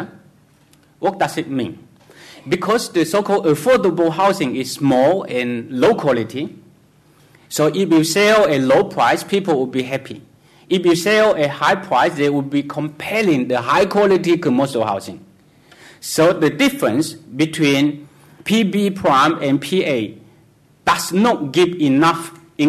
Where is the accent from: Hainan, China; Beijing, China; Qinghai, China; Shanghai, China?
Hainan, China; Hainan Island, China; moved away; I came from Hainan Island. I know how poor it is.